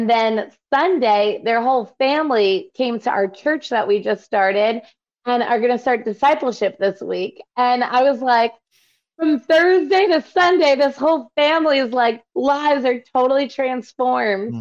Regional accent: New York, United States; I'm from New York

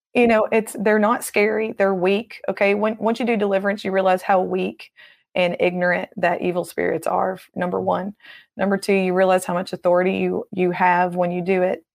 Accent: Tennessee, United States; I'm from Tennessee

